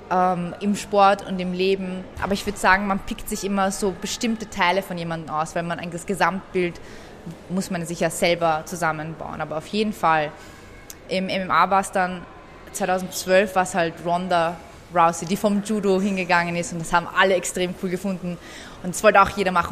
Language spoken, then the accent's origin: German; Austria; dort wird man nicht als ähm, Österreicher akzeptiert und im Iran wirst du nie als äh, Iraner akzeptiert, weil du hast ja diesen europäischen Akzent und bist ja aus Europa